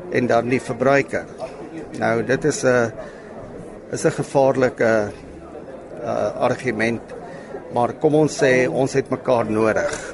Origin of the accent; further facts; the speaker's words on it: George, Western Cape, South Africa; Kyk, Lesa, ek is van George in die Suid-Kaap. Toevallig die dorp wat die vinnigste groei, nie meer 'n dorpie, dit raak 'n metropool. Uh Ons is daar, ek en my broer Louis is daar eh, gebore.